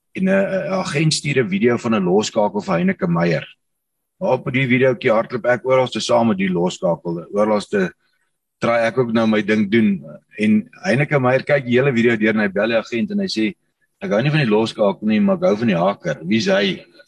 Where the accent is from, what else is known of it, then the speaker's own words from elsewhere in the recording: Harrismith, Free State, South Africa; moved away as an adult; also born or lived in Bloemfontein / Pretoria; ek is ook 'n gewone man met Harry Smit laerskool gegaan, Harry Smit hoërskool gegaan